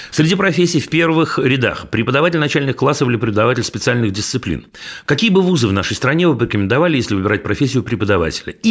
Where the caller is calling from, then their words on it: Saint Petersburg, Russia; Здравствуйте … Я из Санкт-Петербурга.